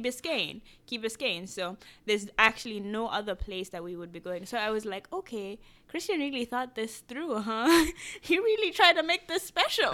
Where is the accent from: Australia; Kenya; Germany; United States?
Kenya; moved away; I grew up in Kenya